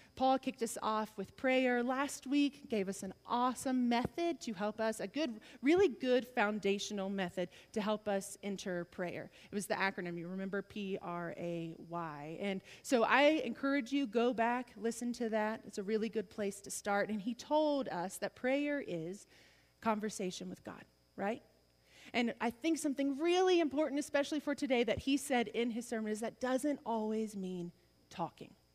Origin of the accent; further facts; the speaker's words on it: the South, United States; I'm from the South